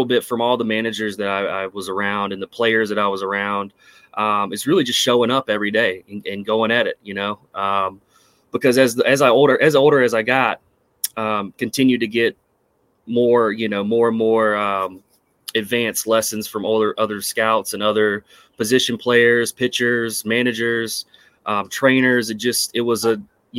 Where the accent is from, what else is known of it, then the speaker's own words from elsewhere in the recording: Myrtle Beach, South Carolina, United States; growing up in the Myrtle Beach area